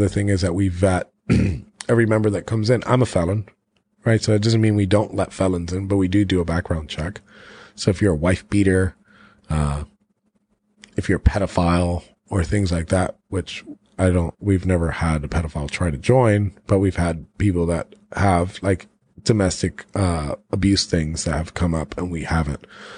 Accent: Florida, United States; I'm from Florida.

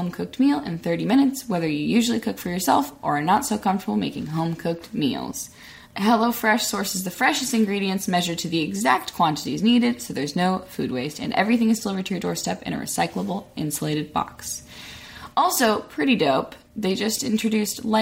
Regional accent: Arkansas, United States; now in Los Angeles, United States; I'm from Arkansas

